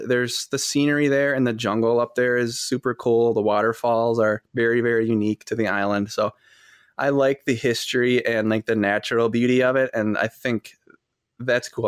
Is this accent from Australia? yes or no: no; Fond du Lac, Wisconsin, United States; I'm from Fond du Lac, Wisconsin